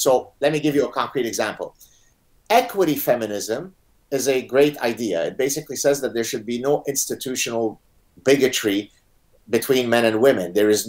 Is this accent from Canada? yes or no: yes; Canada; also born or lived in Lebanon; even though I'm Canadian, the fact that in the United States, you have a party that's now in charge that openly supports identity politics, right? So exactly the phenomenon that I escaped from in Lebanon, right?